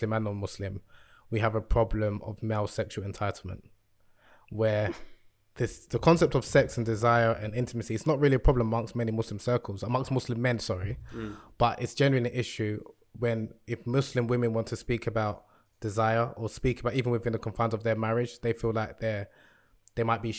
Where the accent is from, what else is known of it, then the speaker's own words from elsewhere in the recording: Nigeria; moved away; I'm originally from Nigeria